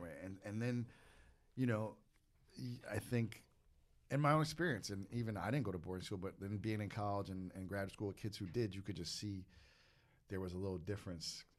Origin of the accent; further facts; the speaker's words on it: East Coast, United States; I'm from the East Coast